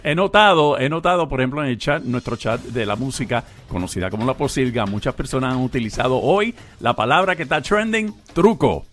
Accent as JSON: {"language": "Spanish", "country": "Argentina", "said": "yo soy argentino"}